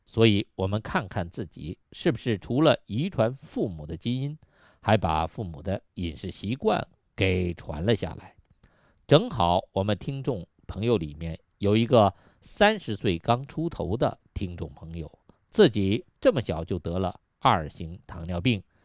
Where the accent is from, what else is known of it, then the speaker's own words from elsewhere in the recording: Yunnan, China; moved away as an adult; also born or lived in Beijing; 我们小时候在云南